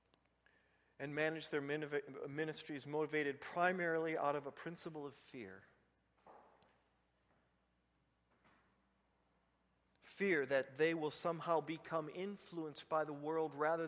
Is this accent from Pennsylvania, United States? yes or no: no; Vigo County, Indiana, United States; When I grew up in Vigo County, the sheriffs were at the Dunkin' Donuts